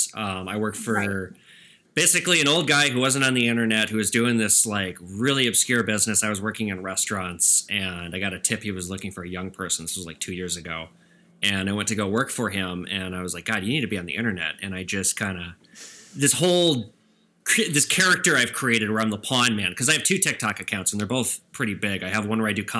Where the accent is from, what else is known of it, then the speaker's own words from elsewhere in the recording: Edina, Minnesota, United States; I'm from Edina, Minnesota